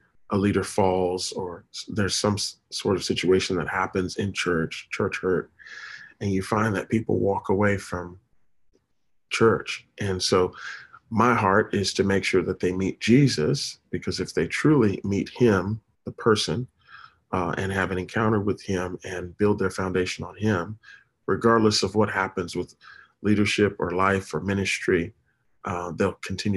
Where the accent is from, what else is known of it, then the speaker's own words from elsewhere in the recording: Tampa, Florida, United States; also born or lived in Daytona Beach, Florida; I am truly from Florida, originally raised in, born and raised in Tampa